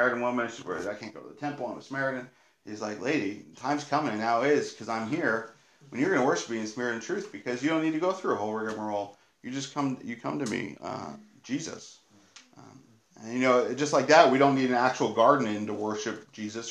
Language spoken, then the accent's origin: English; New Jersey, United States; I'm from Jersey